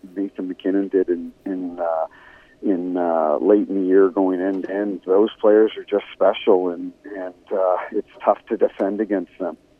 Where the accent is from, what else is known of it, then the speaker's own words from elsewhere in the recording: Canada; now in St. Louis, United States; I grew up in Canada and grew up a Toronto Maple Leafs fan